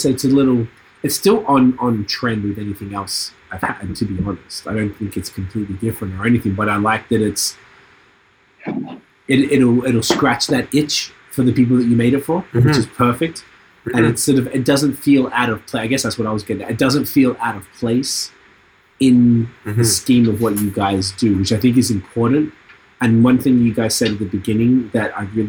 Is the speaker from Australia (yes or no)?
yes; Australia; moved away; I'm from Australia